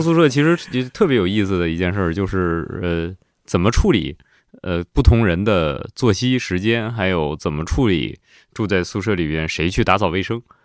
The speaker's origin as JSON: {"language": "Chinese", "town": "Jilin City", "region": "Jilin", "country": "China", "tie": "born or raised there", "said": "我们家乡，就吉林市"}